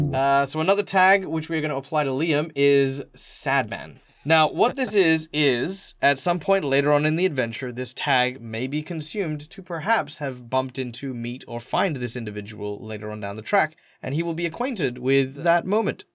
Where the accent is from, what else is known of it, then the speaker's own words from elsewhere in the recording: Australia; I'm Australian